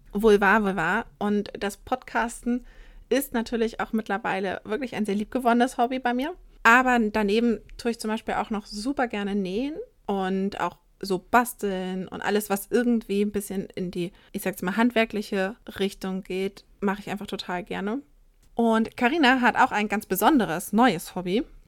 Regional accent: northern Saxony-Anhalt, Germany; moved away; also born or lived in southern Germany; ich komme aus Sachsen-Anhalt ursprünglich und da auch tatsächlich eher aus dem nördlichen Teil Sachsen-Anhalts

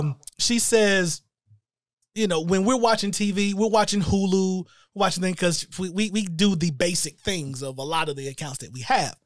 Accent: Shelby, North Carolina, United States; moved away; we are actually located in my hometown of Shelby, North Carolina

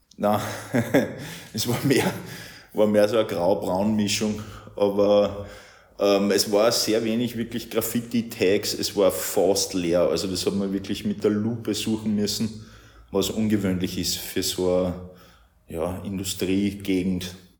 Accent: Ried im Innkreis, Upper Austria, Austria; moved away as an adult; also born or lived in Bavaria / Vienna / Zillertal; now in Linz, Austria; Ich bin eigentlich aus Ried im Innkreis, also nicht allzu weit entfernt

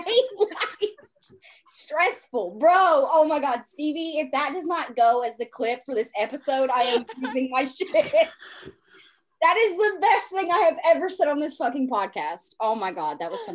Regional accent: the South, United States; I come from the South

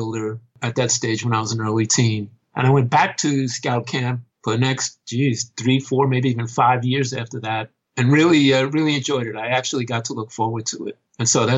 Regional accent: New York City, New York, United States; I wasn't actually born in New York City, but it's the only place I've ever really known

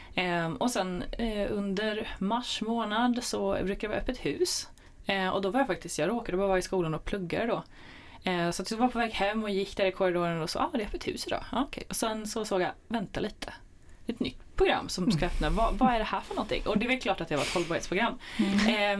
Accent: Jönköping area, Jönköping County, Sweden; jag kom lite från Jönköpingsområdet

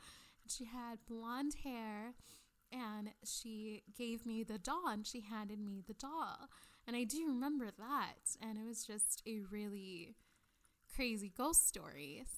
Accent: Maine, United States; I grew up in Maine on Cemetery Road.

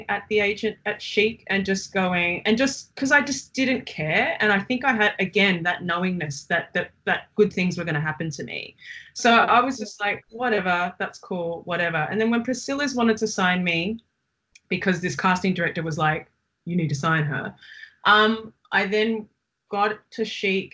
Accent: Melbourne, Victoria, Australia; I saw myself more as a Chinese woman growing up or a Chinese girl growing up in Melbourne

